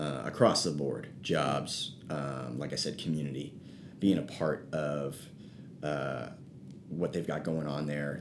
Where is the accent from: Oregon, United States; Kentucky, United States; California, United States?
California, United States; South San Francisco; I grew up in South San Francisco, which is basically by the airport